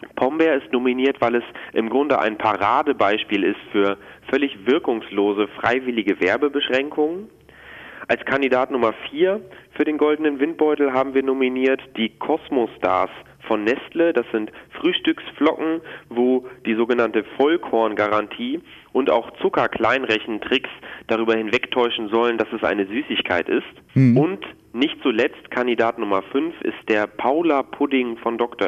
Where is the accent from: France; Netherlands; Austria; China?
Netherlands; now in Germany; Ich komme aus den Niederlanden